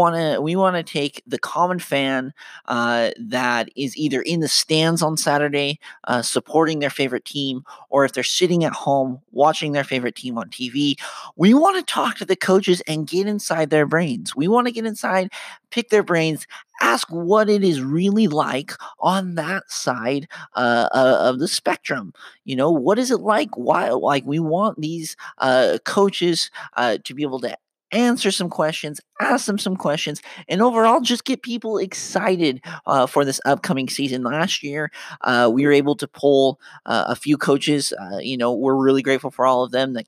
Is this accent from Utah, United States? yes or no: yes; Davis County, just south of Ogden, Utah, United States; I grew up just south of Ogden. Ogden is in Weber County, and I grew up in Davis County, so just the county adjacent to Ogden